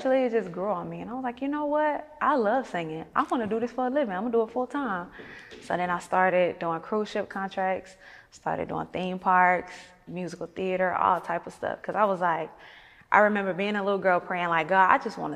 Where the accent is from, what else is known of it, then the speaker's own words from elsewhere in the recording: Sparta, Georgia, United States; I'm from Sparta, Georgia